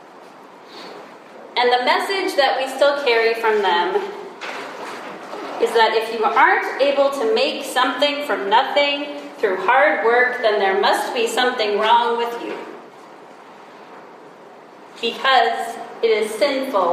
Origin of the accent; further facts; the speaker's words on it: United States; We are Americans